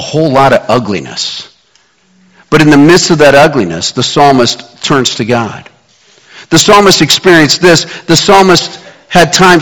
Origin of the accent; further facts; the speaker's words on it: Kansas City, United States; moved away; also born or lived in Scottsdale, Arizona; Growing up in Kansas City